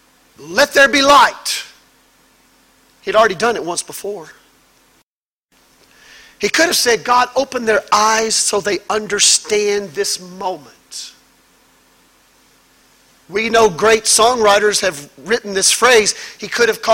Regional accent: Mississippi, United States; I was raised in Mississippi, in the woods, where it's dark

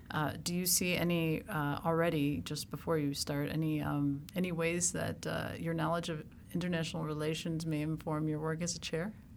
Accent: Chicago, Illinois, United States; moved away as an adult; now in Chapel Hill, United States; I'm from Chicago

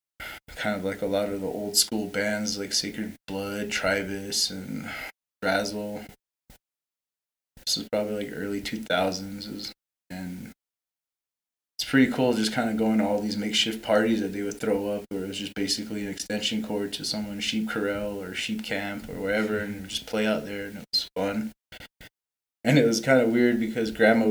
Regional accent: Twin Lakes, New Mexico, United States; now in Gallup, United States; we're all from the reservation. Gary and I are from Twin Lakes.

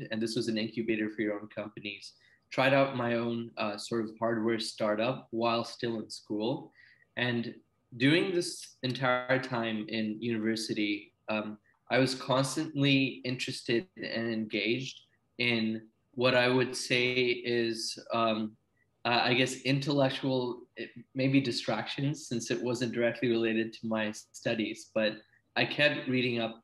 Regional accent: Silicon Valley, California, United States; moved away; also born or lived in Ranchi, India / British Columbia, Canada; we came to the Silicon Valley, where I spent a lot of my childhood growing up

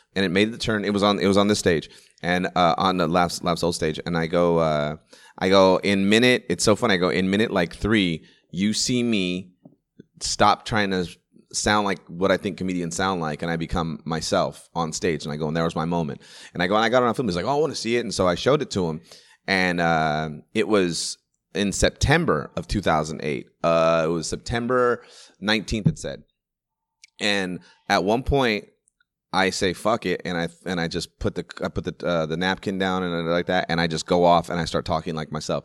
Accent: Sacramento, California, United States; I used to live in a nice little neighborhood in, in Sacramento at the time. It was called Green Haven.

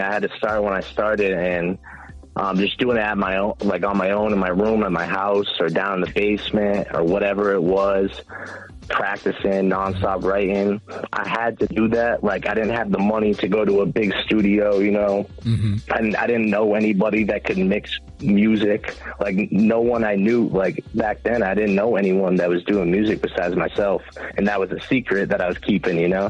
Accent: South Shore, Massachusetts, United States; I'm from the South Shore

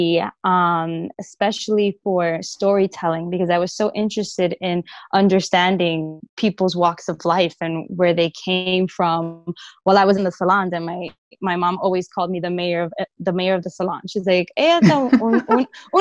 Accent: New York City, New York, United States; I grew up in the Bronx, New York

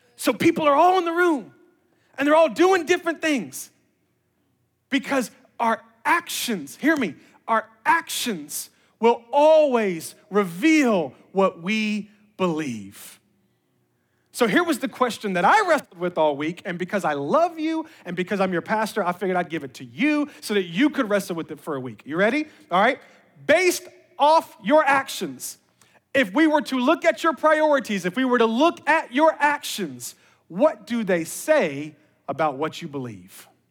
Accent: Memphis, Tennessee, United States; moved away; I was born and raised in Memphis, Tennessee

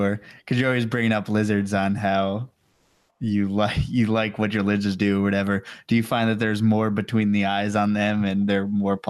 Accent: New York, United States; I'm from New York.

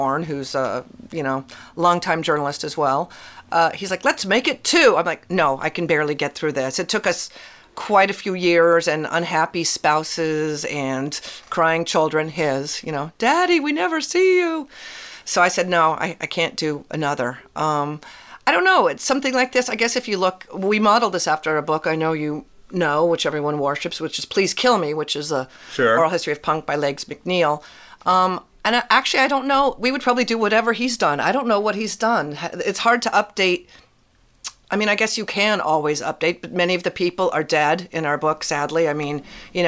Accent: West Coast, United States; I was West Coast born and raised

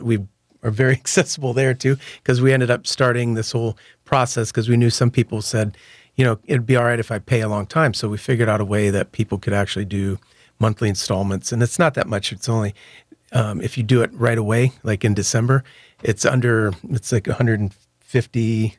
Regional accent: Michigan, United States; now in New Orleans, United States; And me growing up in Michigan, I was in plenty of snowball fights.

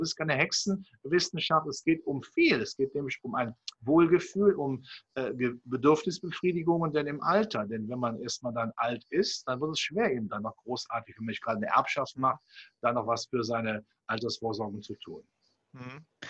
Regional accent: Cologne, North Rhine-Westphalia, Germany; wenn man auch meine Zunge anhört. Ich komme aus dem Rheinland, hier von Köln

